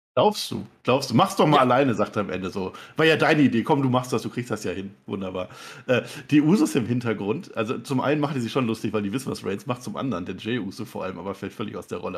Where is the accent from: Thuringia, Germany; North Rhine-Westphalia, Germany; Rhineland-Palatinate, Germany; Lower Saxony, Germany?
North Rhine-Westphalia, Germany; Münsterland; Ich komme aus dem Münsterland, weißt du, da isst man Grünkohl